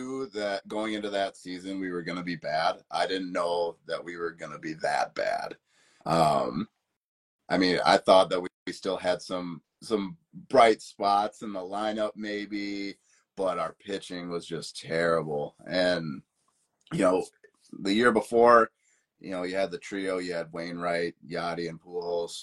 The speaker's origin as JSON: {"language": "English", "region": "Wisconsin", "country": "United States", "tie": "born or raised there", "said": "I'm actually from Wisconsin, so a couple states north"}